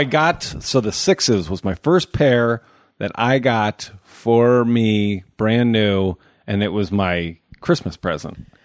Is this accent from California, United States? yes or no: no; Omaha, Nebraska, United States; I grew up in Omaha, Nebraska